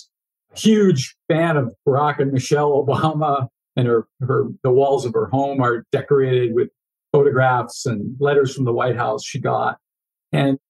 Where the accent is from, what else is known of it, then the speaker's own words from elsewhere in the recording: Foxborough, Massachusetts, United States; moved away; still living in the house I grew up in Foxborough, Massachusetts